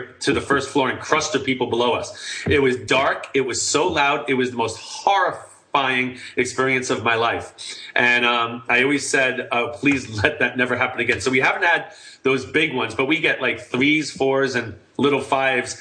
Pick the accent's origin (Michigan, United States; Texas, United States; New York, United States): New York, United States; now in California, United States; I'm from New York originally